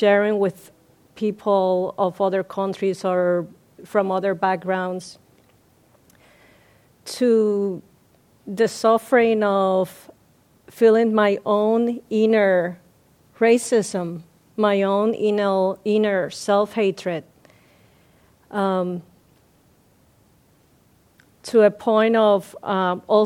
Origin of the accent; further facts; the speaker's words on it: Puerto Rico; moved away; I'm from Puerto Rico, and my cultural heritage comes from the African, the Spaniard, and the indigenous people